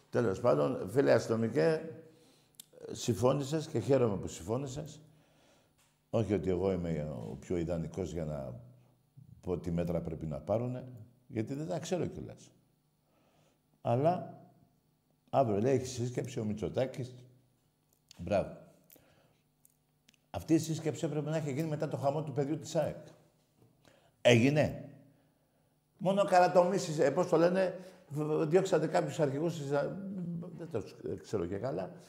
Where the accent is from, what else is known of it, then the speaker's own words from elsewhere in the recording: Greece; Εύχομαι σαν Έλληνας είναι κρίμα για την αγάπη των ομάδων μας να χάνουμε τη ζωή μας.